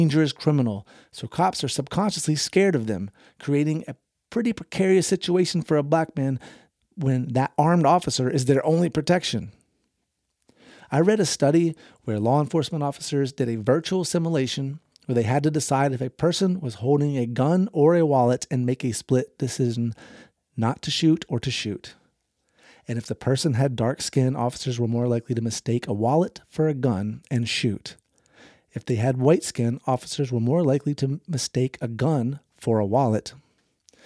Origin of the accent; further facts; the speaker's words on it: the South, United States; I grew up in the South